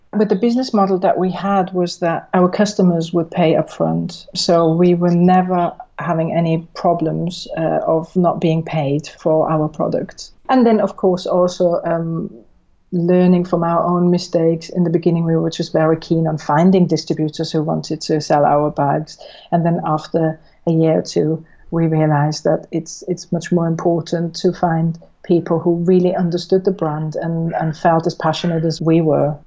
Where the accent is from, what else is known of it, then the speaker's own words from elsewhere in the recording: Switzerland; now in United Kingdom; I'm from Switzerland originally